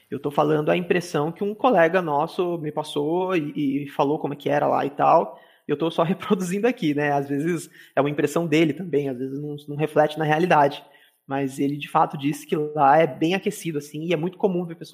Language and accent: Portuguese; Minas Gerais, Brazil; accent: mineiro mixed with São Paulo; also born or lived in São Paulo; É, eu não tenho muito sotaque de mineiro, porque eu morei muitos anos em São Paulo. Então, meu sotaque ele é meio mineiro, meio São Paulo, aí do sul de Minas, falo às vezes porta, porteira.